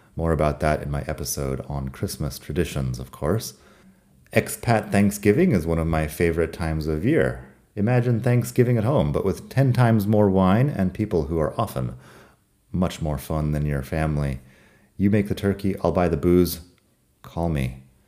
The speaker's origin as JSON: {"language": "English", "country": "United States", "moved": "yes", "lives_now": "Madrid, Spain", "said": "I'm from the United States"}